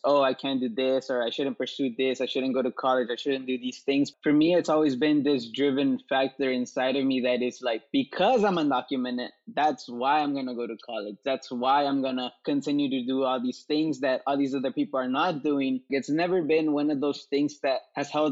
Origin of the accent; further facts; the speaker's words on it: Los Angeles, California, United States; also born or lived in Mexico; I was raised here in Koreatown in Los Angeles